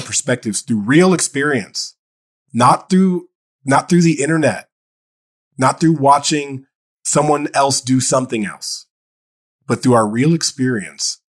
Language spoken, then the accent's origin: English; Dayton, Ohio, United States; i grew up in Dayton, Ohio